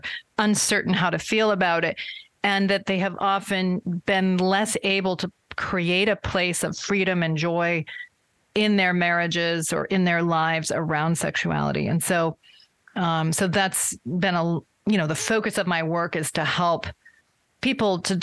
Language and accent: English; Vermont, United States; I grew up in Vermont, where there are not many Latter-day Saints